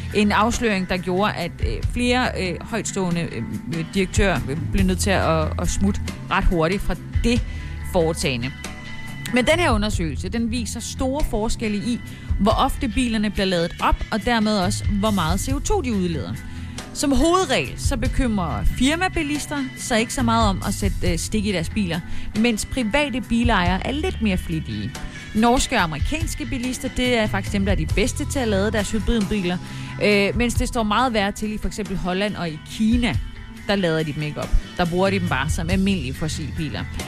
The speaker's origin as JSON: {"language": "Danish", "town": "Haderslev", "region": "Southern Denmark", "country": "Denmark", "tie": "born or raised there", "moved": "yes", "said": "Haderslev, min gamle hjemby."}